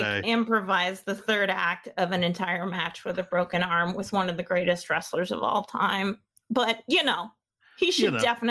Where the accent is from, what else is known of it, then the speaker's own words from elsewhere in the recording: Southeastern Maine, United States; I'm from Southeast, Southeastern Maine.